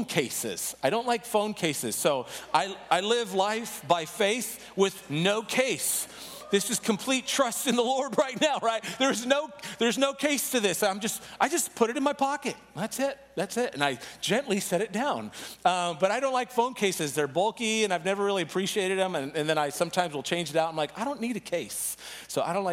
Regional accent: San Diego, California, United States; now in Chicago, United States; I'm originally from San Diego, but right now I've been living in Chicago

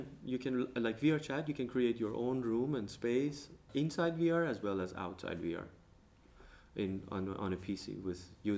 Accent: Iran; now in Denmark; I'm from Iran

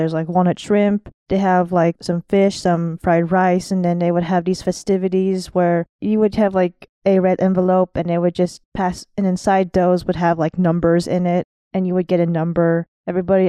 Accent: Los Angeles, California, United States; first language English; also born or lived in Monterey Park / Montebello; now in Las Vegas, United States; I grew up in a predominantly diverse area in California, which is East

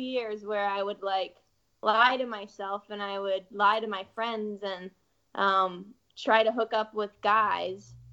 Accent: Seattle, Washington, United States; I'm from Seattle, Washington, much more progressive, liberal, very different

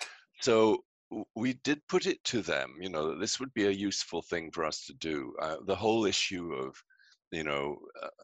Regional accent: Scotland, United Kingdom; now in Canada; you can hear I'm British, I'm from Scotland

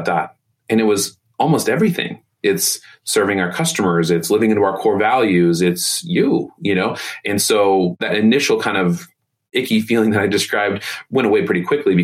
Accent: Indianapolis, Indiana, United States; When I grew up here in Indy

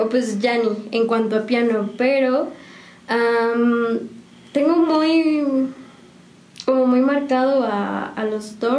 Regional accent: Mexico City, Mexico; moved away as an adult; now in San Juan del Río, Mexico; yo soy este, chilanga. Oh, este, genial. Entonces allá de la Ciudad de México, de, de Catepec.

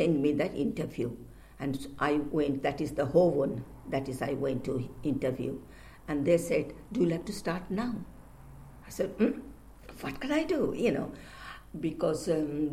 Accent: Kolkata, West Bengal, India; moved away as an adult; now in London, United Kingdom; I came here 1968, a long time, more than 40 years. I came from India, Calcutta

